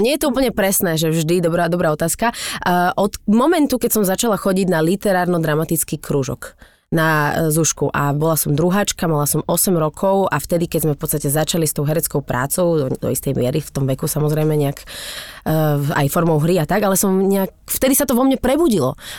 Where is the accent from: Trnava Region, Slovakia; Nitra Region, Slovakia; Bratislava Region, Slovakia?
Bratislava Region, Slovakia; Bratislava; ja som dievča z Bratislavy